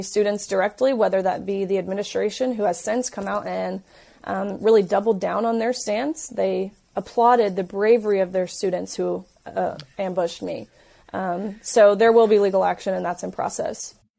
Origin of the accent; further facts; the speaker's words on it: Tennessee, United States; I'm from Tennessee, so I, I knew you know, what I'm used to at home, the people, my community